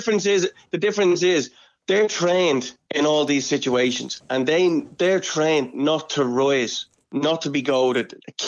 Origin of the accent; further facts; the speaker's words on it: Clondalkin, Leinster, Ireland; I grew up in Clondalkin.